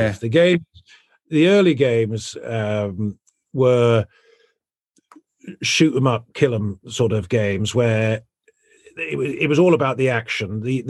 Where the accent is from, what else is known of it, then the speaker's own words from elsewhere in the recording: South West England, United Kingdom; That is not how I grew up. I grew up in Devon, which is in the West Country in England. I didn't go to a posh school or anything.